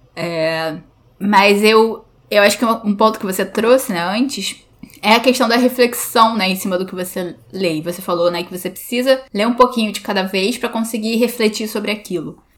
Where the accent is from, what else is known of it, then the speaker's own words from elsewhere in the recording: Brazil; a gente é brasileiro